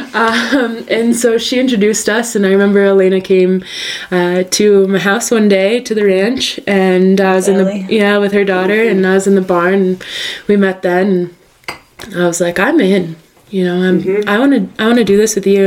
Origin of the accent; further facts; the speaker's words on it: northern New York, United States; moved away; I grew up in northern New York.